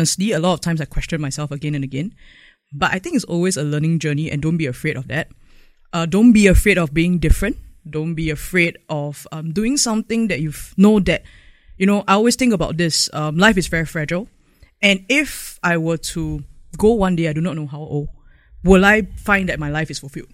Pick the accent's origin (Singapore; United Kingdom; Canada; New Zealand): Singapore; I actually became more prouder and prouder of being a Singaporean